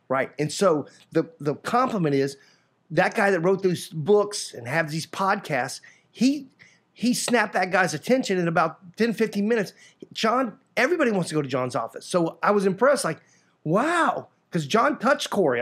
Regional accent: Sanford, Florida, United States; also born or lived in Mississippi; I was born and raised in Sanford, Florida

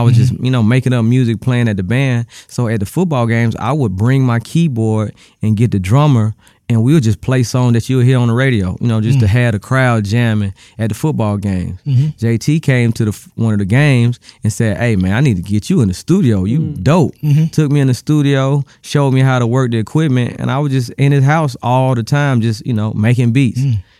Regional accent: California, United States; So I moved to the Bay. I spent all my high school years in the Bay Area. So that's when I say I'm from the Bay is because that's where I got my game from.

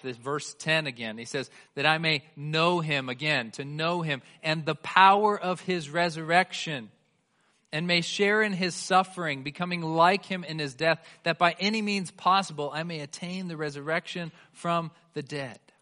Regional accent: Bay Area, California, United States; now in Colorado, United States; I grew up in the Bay Area of California.

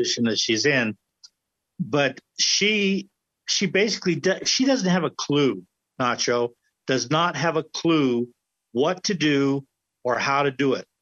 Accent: United States; I grew up here in America

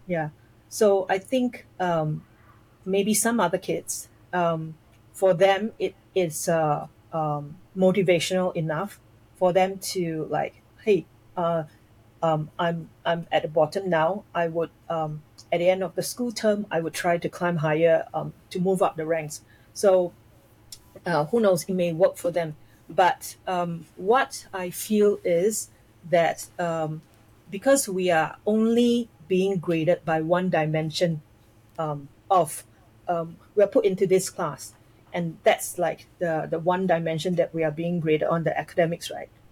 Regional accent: near the border with Singapore, Johor, Malaysia; now in Singapore; my family we um, uh, we lived in Malaysia, just across the causeway of Singapore

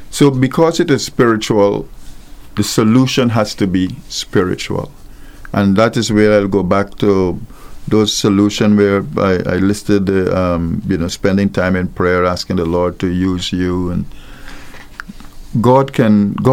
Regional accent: Guyana; also born or lived in Mandeville, Jamaica; now in Antigua and Barbuda; I'm from Guyana, and there was no carnival in Guyana, and I was uh, before I came to Antigua, I lived in Jamaica, in the middle of Jamaica, in Mandeville

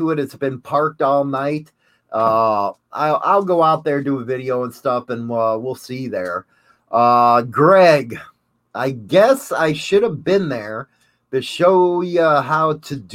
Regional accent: Chicago, Illinois, United States; I might be from Chicago, but I ain't from Clark Street.

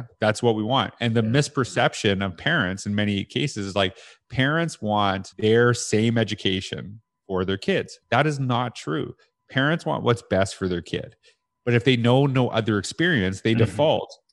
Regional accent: Canada; I had that in Canada. I said that as a teacher

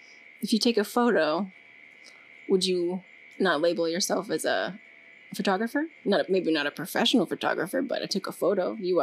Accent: Massachusetts, United States; I'm from Massachusetts.

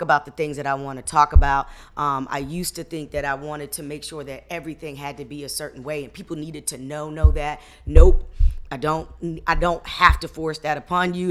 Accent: Hampton, Virginia, United States; I was raised on Hampton Institute's grounds

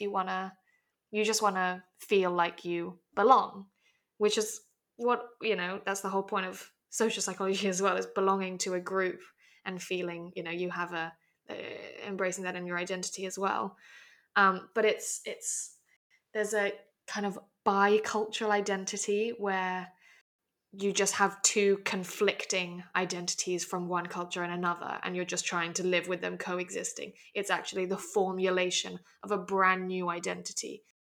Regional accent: Hong Kong; accent: very English; I was born and raised in Hong Kong

